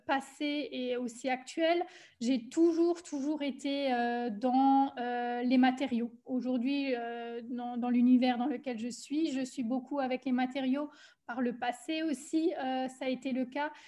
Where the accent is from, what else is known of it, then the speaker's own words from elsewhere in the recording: Alsace, Grand Est, France; accent: Alsatian; moved away as an adult; also born or lived in German-speaking Switzerland; now in Switzerland; je suis originaire euh, d'Alsace. J'ai vécu 30 ans